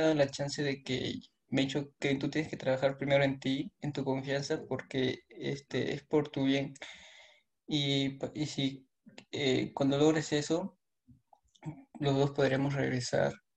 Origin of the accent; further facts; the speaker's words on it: Peru; Soy de Perú